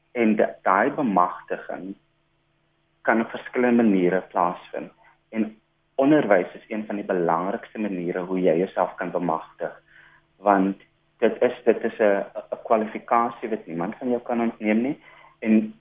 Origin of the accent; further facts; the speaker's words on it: Atlantis, Western Cape, South Africa; also born or lived in Stellenbosch; Ek is oorspronklik van Atlantis. Ek het 'n paar jaar primêr skool gegaan en met my hoërskoolloopbaan afgesluit by Atlantis Senior Sekondêre Skool